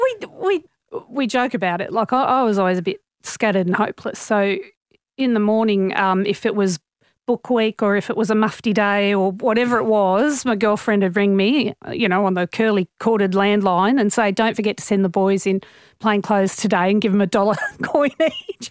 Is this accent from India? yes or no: no; Sydney, New South Wales, Australia; I grew up in Normanhurst, so that's in the northwestern suburbs of Sydney, so very suburban area